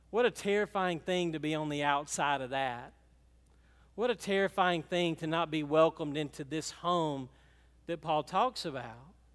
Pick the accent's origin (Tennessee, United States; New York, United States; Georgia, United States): Georgia, United States; Franklin; We were from Franklin